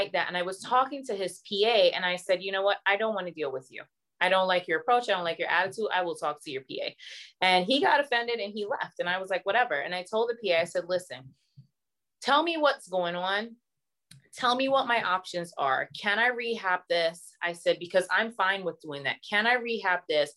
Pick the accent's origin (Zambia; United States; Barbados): Barbados; moved away; I'm originally from Barbados.